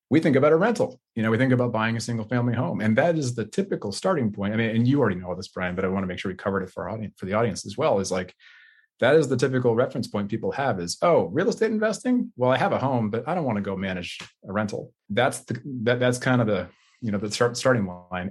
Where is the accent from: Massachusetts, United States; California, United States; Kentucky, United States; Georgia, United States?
California, United States; Bay Area; I grew up in the Bay Area originally